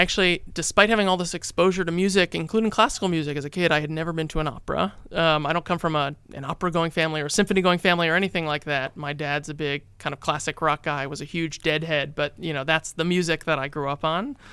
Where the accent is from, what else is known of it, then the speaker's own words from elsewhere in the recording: New York City, New York, United States; I went to a Jewish day school growing up in Brooklyn in New York